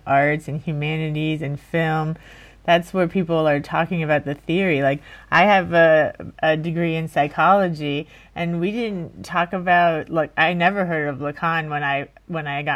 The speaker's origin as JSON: {"language": "English", "town": "Miami", "region": "Florida", "country": "United States", "also_born_or_lived": "Fort Lauderdale / New York", "moved": "as an adult", "said": "I'm also from Miami, so my school was in Fort Lauderdale."}